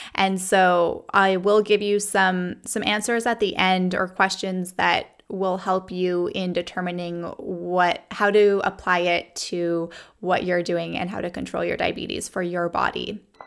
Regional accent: Canada; now in United States; growing up in Canada, we used millimoles per liter

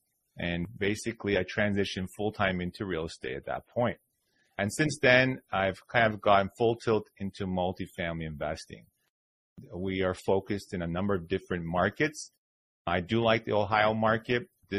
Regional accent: Toronto, Ontario, Canada; I'm originally from Toronto, Canada, born and raised.

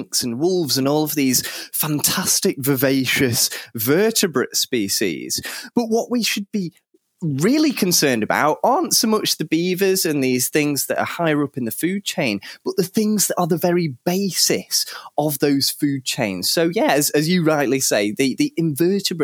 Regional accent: Cheshire, North West England, United Kingdom; I grew up reading something in Cheshire, which is where I grew up

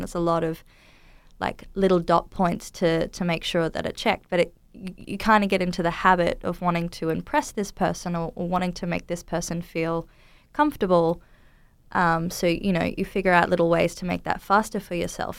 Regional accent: Townsville, Queensland, Australia; moved away; I grew up in Townsville in North Queensland in Australia.

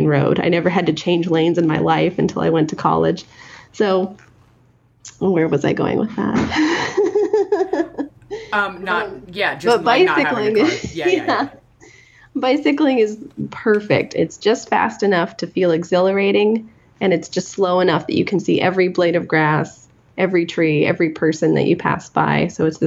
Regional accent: Ketchikan, Alaska, United States; moved away as an adult; also born or lived in Oregon / Forest Grove, Oregon; now in Seattle area, United States; No, I grew up in Ketchikan, Alaska, on a different island

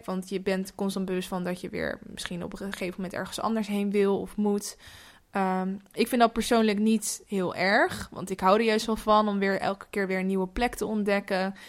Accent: Netherlands; now in Amsterdam, Netherlands; dat ik uit Nederland kom

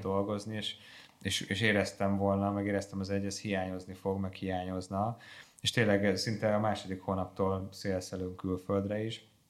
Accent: Hungary

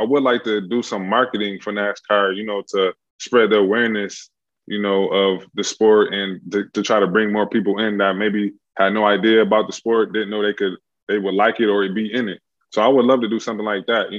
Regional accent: Buffalo, New York, United States; I come from Buffalo, New York

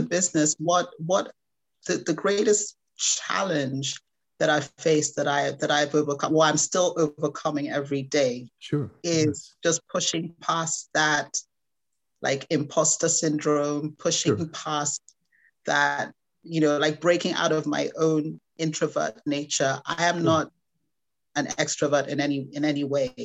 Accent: Nigeria; I'm Nigerian. I'm proudly Nigerian.

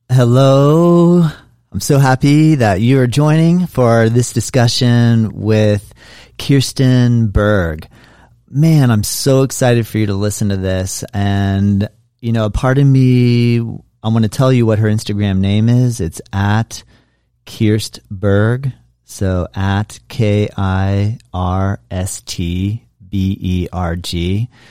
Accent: Florida, United States; I'm from Florida, so it rains here

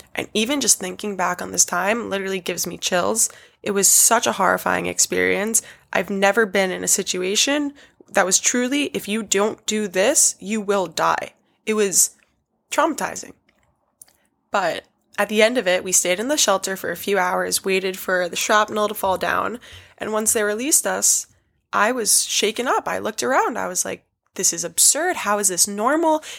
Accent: New York City, New York, United States; I was born and raised in New York City

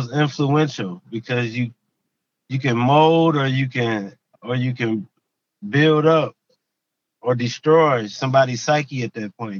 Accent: Sandusky, Ohio, United States; Sandusky, Ohio.

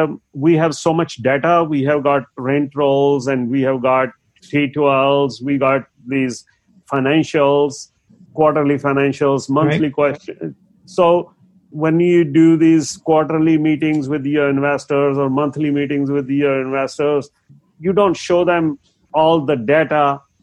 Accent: India; English is a second language; moved away; I had moved from India, never much communicated in English, and my accent was a little, and sometimes I wouldn't understand what they are saying

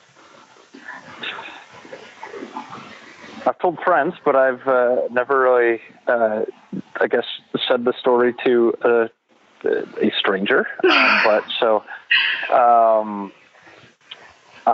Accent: South Bend, Indiana, United States; moved away as an adult; also born or lived in Chicago western suburbs, Illinois; now in Chicago suburbs, United States; I'm born and raised in South Bend, Indiana. And now I live west suburbs of Chicago.

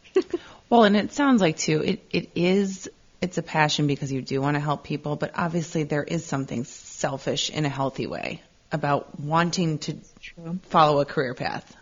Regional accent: Midwest, United States; growing up in the Midwest

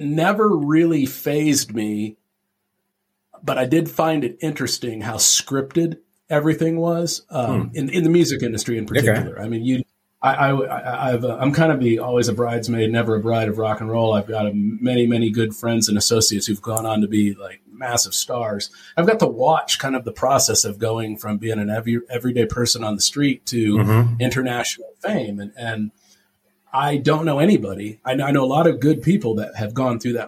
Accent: Tempe, Arizona, United States; I grew up in Tempe, Arizona

